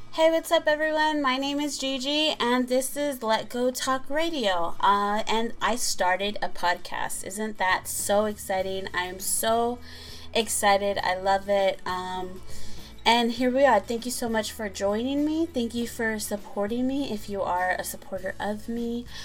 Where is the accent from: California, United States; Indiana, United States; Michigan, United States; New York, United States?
California, United States; San Pedro; my hometown is San Pedro, California. That city has my heart. I love San Pedro. It just reminds me of my childhood and growing up there